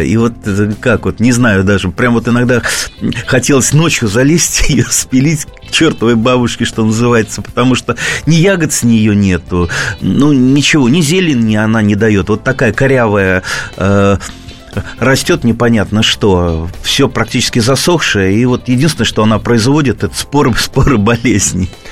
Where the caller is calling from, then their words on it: Tver, Tver Oblast, Russia; Я звоню из Твери